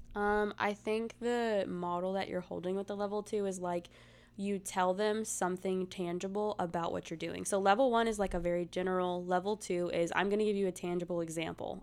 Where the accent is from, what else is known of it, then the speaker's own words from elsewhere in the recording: the South, United States; I'm from the South